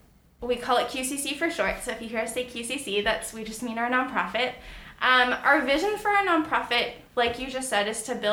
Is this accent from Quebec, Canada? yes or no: no; Langley, British Columbia, Canada; where I grew up in Langley, very conservative.